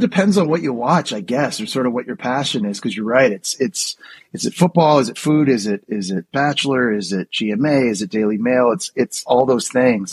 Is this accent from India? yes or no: no; Ottawa, Ontario, Canada; moved away as an adult; also born or lived in Florida / New York City; growing up in Ottawa, Canada